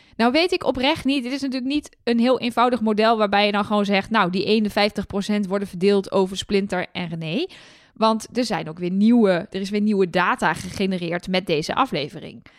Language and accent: Dutch; Twente, Overijssel, Netherlands; Ik kom zelf uit Twente, maar uit een gedeelte van Twente waar carnaval echt net zo belangrijk is voor het sociale leven als in, eh, in Brabant.